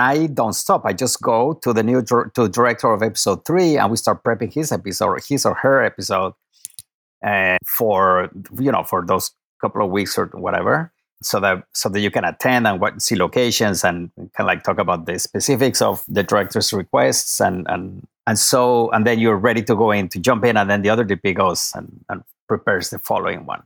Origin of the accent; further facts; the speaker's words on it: Mexico City, Mexico; moved away as an adult; now in Los Angeles, United States; I am from Mexico City